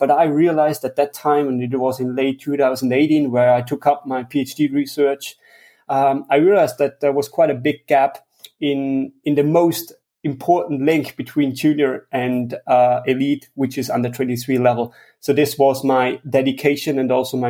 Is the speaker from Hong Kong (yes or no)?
no; Tyrol, Austria; I'm from Austria, the western part of Austria in Tyrol